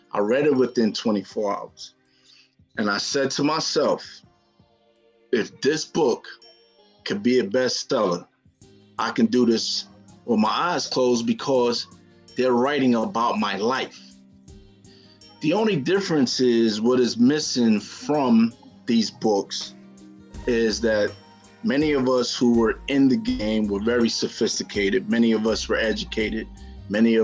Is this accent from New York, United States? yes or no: yes; New York City, New York, United States; I grew up in the South Bronx, 170 from College Avenue, and grew up in a very productive Jamaican family